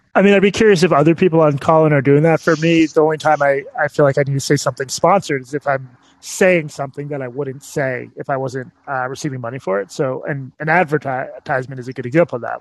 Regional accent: Massachusetts, United States; moved away as an adult; now in Texas, United States; growing up in Massachusetts

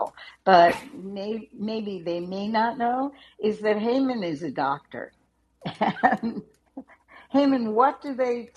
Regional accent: United States; I'm an American

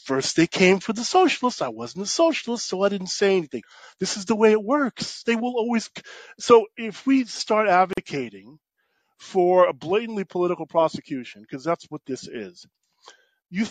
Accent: New York City, New York, United States; I grew up in New York City

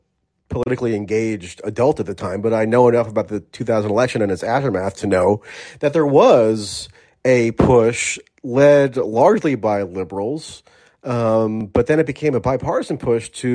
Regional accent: United States; as an American

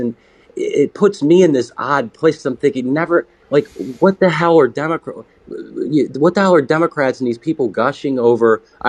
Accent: Baltimore, Maryland, United States; I grew up in Baltimore, Maryland, so I was very close to D.C.

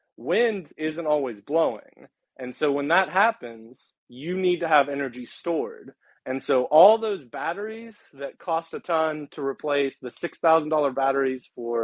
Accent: West Virginia, United States; But I'm from West Virginia. I can tell you, we still have most of the energy running on coal and oil and natural gas.

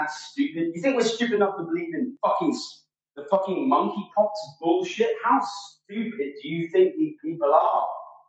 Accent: England, United Kingdom; here in the north of England. I am shocked and appalled that this has happened in my home country

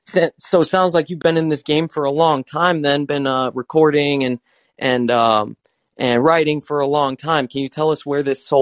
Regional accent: Utah, United States; moved away as an adult; now in Southern California, United States; I actually come from Utah. So, yeah, it's fucking snowy.

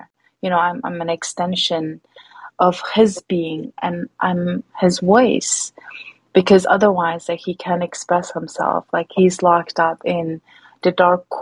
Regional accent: Urumqi, Xinjiang, China; now in United States; grew up in a major cities like Urumqi, where I'm from

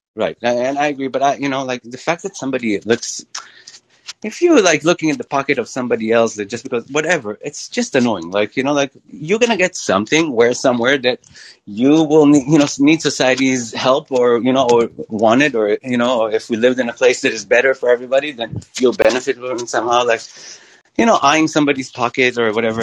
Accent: Israel; moved away as an adult; also born or lived in Midwest, United States; grew up in Israel

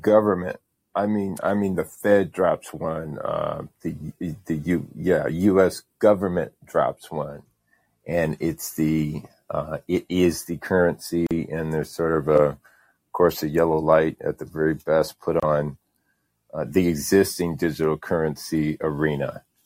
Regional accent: Indiana, United States; now in Saint Petersburg, United States; I'm from Indiana. I, I live in, uh, Saint Petersburg, Florida now

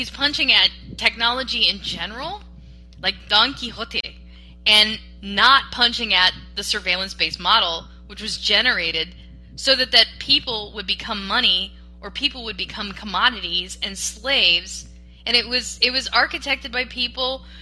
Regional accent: United States; I'm an American, so I'm gonna speak like an American

